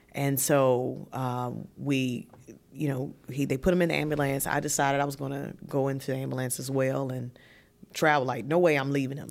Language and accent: English; Martinsville, Virginia, United States; moved away as an adult; also born or lived in Greensboro, North Carolina; I was transitioning from Martinsville, Virginia, um, small city